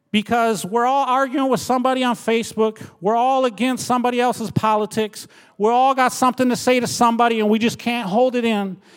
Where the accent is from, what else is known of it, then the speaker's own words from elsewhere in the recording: Minnesota, United States; moved away as an adult; also born or lived in Red Lake Nation, Minnesota; now in Milwaukee, United States; I was born and raised in Minnesota